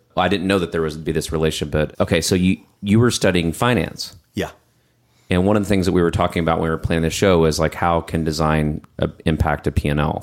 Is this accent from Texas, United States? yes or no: yes; Texas, United States; moved away as an adult; I'm from Texas, too. I spent some time outside of Texas, and I, when I came back